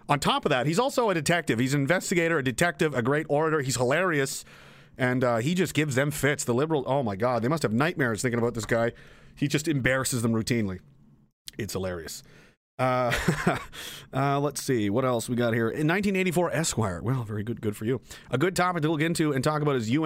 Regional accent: Pictou County, Nova Scotia, Canada; This is my home area. I'm from Pictou County

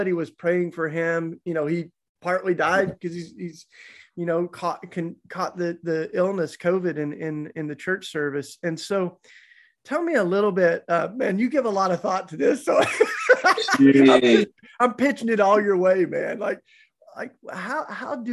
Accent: East Tennessee, United States; accent: Southern; I grew up down in the South, so that's where my charming accent comes from, East Tennessee

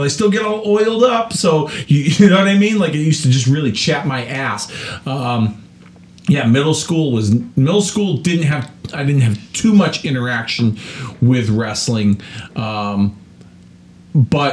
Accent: West Hartford, Connecticut, United States; I moved from East Hartford to West Hartford, Connecticut

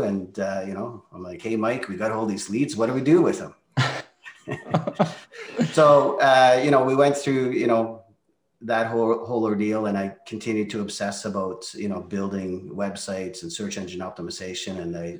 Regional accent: Calgary, Alberta, Canada; English is a second language; also born or lived in Norway; Well, originally, I was born in Norway, and my family, they decided to move over here to Calgary in 1988. So I was a 13-year-old teenager relocating, having to obviously learn a new culture, language, and all that stuff. And, obviously growing up in Calgary has been amazing.

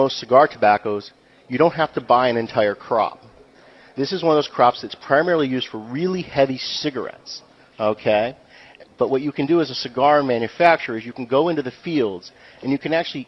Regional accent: New Hampshire, United States; ultimately, I'm from New Hampshire. New Hampshire's home.

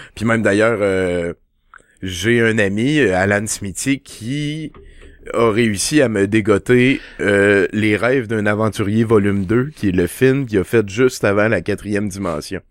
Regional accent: Val-d'Or, Quebec, Canada; moved away as an adult; also born or lived in France; je viens de Val d'Or, quand t'es à Val d'Or, tu vas au club vidéo, tu joues au pool, tu joues au bowling

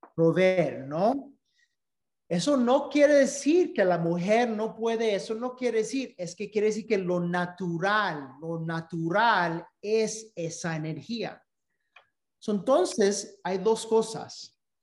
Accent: Dominican Republic; Spanish is a second language; siendo dominicanos

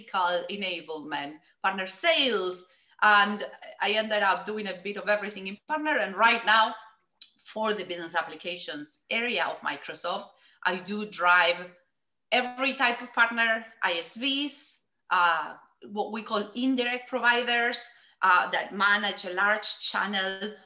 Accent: Argentina; moved away as an adult; I grew up in Argentina

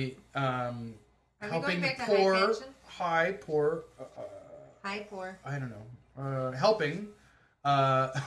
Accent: Michigan, United States; We're from Michigan

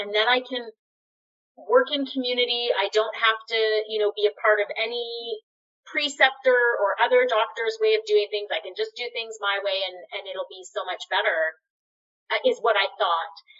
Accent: Winnipeg, Manitoba, Canada; now in British Columbia, Canada; I guess I grew up in Winnipeg with my mom

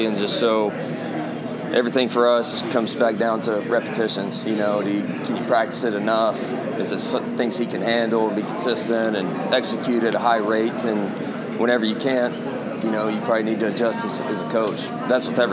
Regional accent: Muleshoe, Texas, United States; moved away; I grew up in Muleshoe, Texas. There's no water

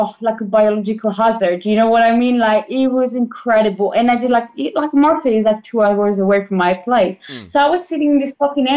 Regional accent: Milan, Lombardy, Italy; English is a second language; But the thing is that I come from Milan and I'm touching physically 60% a day because I'm flying them, no?

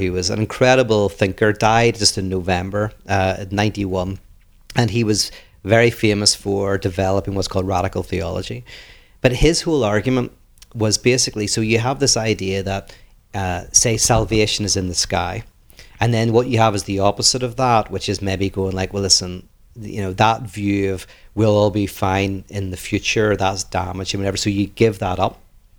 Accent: Ireland; now in Los Angeles, United States; one is when I moved from Ireland to LA, in Ireland, we don't really notice ourselves. Like, you don't know how crazy you look.

